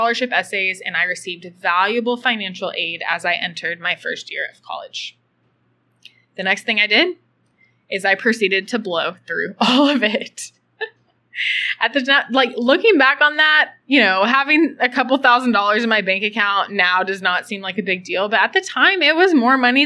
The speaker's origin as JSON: {"language": "English", "town": "Austin", "region": "Texas", "country": "United States", "tie": "born or raised there", "said": "I'm originally from Austin, Texas, and I grew up in middle-class America."}